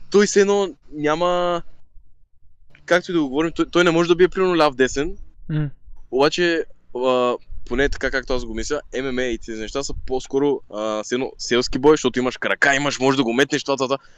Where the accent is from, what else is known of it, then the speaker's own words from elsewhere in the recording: Bulgaria; also born or lived in Turkey; живял, живял съм в Турция, но съм роден тук. Роден съм тук в България.